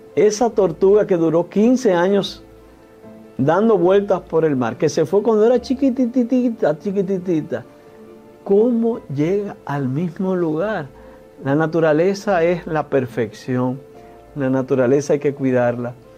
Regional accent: Dominican Republic; nosotros como dominicanos y dominicanas

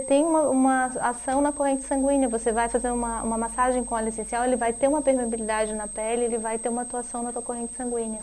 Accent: Brazil; nós, como brasileiros

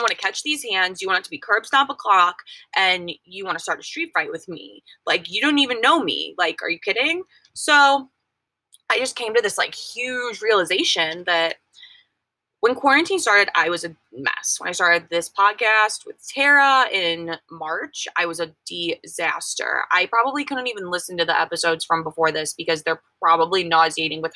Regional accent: Missouri, United States; moved away; I'm from Missouri.

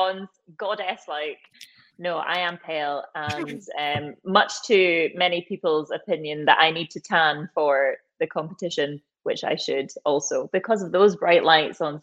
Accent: Dunblane, Scotland, United Kingdom; moved away; also born or lived in Glasgow / London; So I'm from Dunblane originally. Originally, I'm only from Dunblane, essentially.

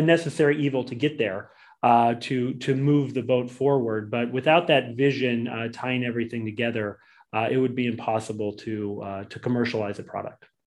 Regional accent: Boise, Idaho, United States; originally from Boise, Idaho

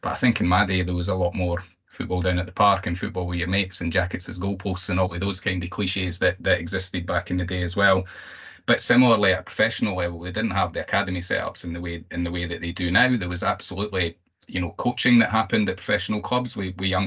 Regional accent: Glenrothes, Scotland, United Kingdom; I grew up in Fife, so I'm a Glenrothes boy originally.

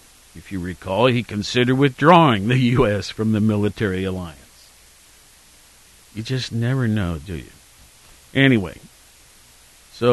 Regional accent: Worthington, Ohio, United States; also born or lived in Norfolk, Virginia; now in Athens, Ohio; my hometown of Worthington

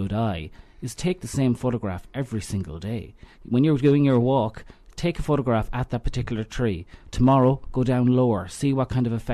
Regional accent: Knockcroghery and Kilteevan, Connacht, Ireland; I'm from Knockrockery and Kilteven. I kind of straddle, but I almost live across a bridge

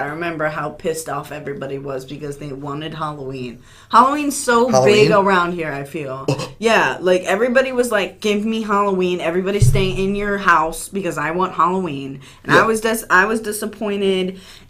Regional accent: Nigeria; Nigga, I'm a Nigerian.

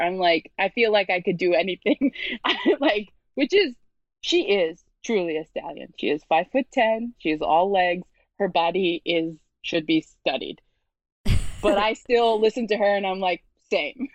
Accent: New York City, New York, United States; So I'm from Brooklyn, but I'm from like a very white area of Brooklyn.

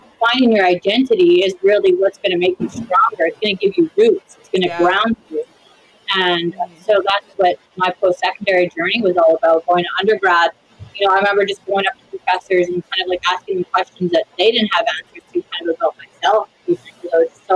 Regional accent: Saskatoon, Saskatchewan, Canada; also born or lived in Whitecap; I was born and raised in Saskatoon

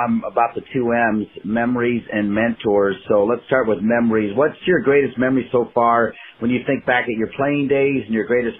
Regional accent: Ohio, United States; moved away; I'm from Ohio, yeah, originally

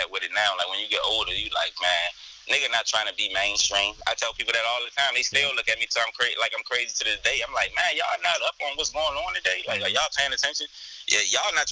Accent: Baltimore, Maryland, United States; also born or lived in Virginia; I was born and raised in Baltimore, West Side

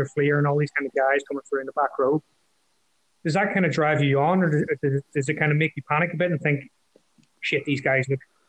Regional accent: Ireland; as an Irishman

